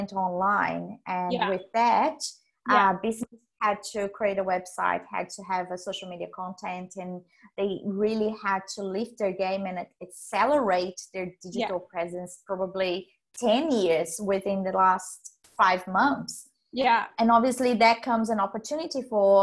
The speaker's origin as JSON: {"language": "English", "country": "Brazil", "tie": "born or raised there", "moved": "as an adult", "lives_now": "Australia", "said": "I was born in Brazil"}